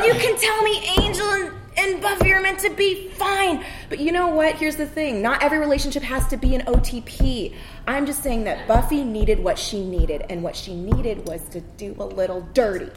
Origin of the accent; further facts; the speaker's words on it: Torrance, California, United States; I grew up in Torrance